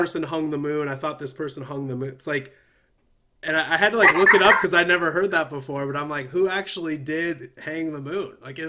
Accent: Illinois, United States; also born or lived in California; now in Nashville, United States; I'm originally from Illinois. I moved to California, and now I'm in Nashville.

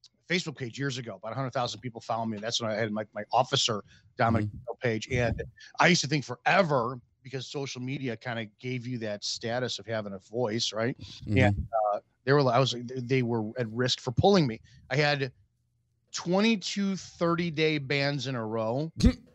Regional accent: Chicago, Illinois, United States; I'm from the Chicago area

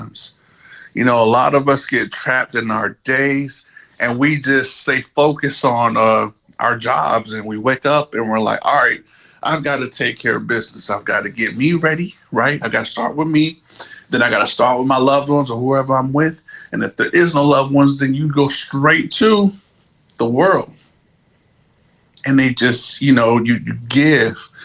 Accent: New Jersey, United States; we're from Jersey, so that's, you know, that's how we were brought up

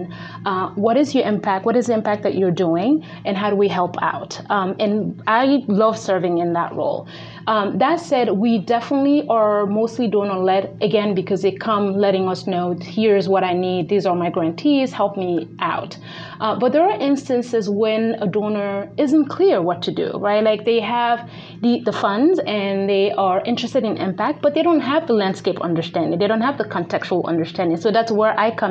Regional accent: Guinea; now in New York City, United States; my native country of Guinea

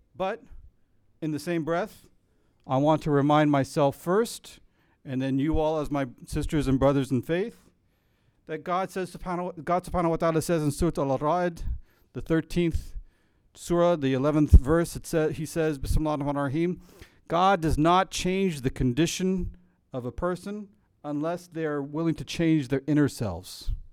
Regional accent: United States; as American Muslims

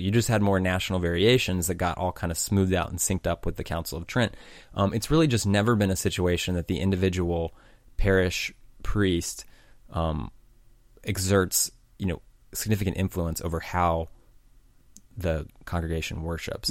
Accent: United States; I'm from America

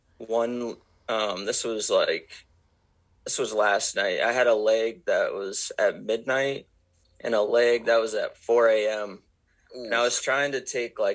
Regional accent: Maine, United States; I grew up in Maine and I was 12 years old

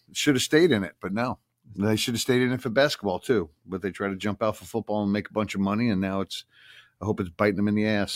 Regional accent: Long Island, New York, United States; I'm from Long Island.

